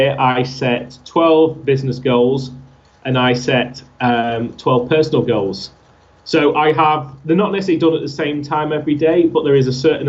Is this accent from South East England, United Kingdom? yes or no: no; Altrincham, North West England, United Kingdom; my hometown of Altrincham